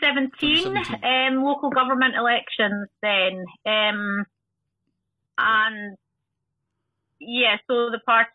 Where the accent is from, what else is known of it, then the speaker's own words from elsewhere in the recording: Dalgety Bay, Scotland, United Kingdom; also born or lived in Hamilton; My childhood was in Dalgety Bay in Fife, which is a sort of commuter suburb for Edinburgh. It's grown quite a lot over the years. I still actually stay in Dalgety Bay.